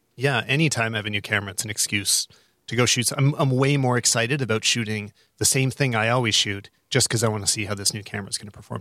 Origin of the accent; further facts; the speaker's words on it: Calgary, Alberta, Canada; my hometown of, uh, Calgary